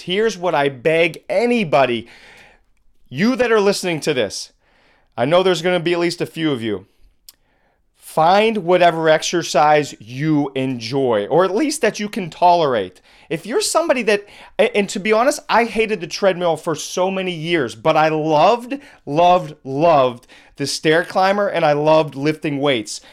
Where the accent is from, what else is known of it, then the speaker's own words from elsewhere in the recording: Pittsburgh, Pennsylvania, United States; also born or lived in Boston; moved back to my hometown of Pittsburgh